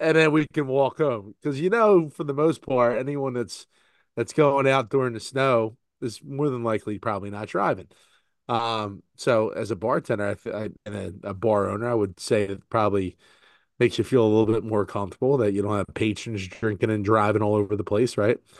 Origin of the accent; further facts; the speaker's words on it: Philadelphia, Pennsylvania, United States; I was born in Philadelphia.